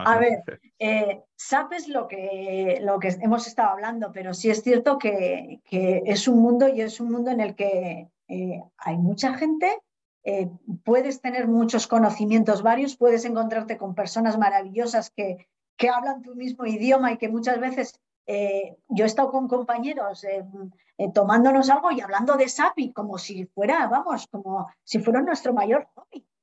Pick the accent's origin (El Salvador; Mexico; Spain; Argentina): Spain; Bañuelos del Rudrón, Castile and León; te voy a decir un pueblo, porque yo soy muy de la España vaciada. Entonces, un pueblo, bañuelo del Rudrón, mi pueblo.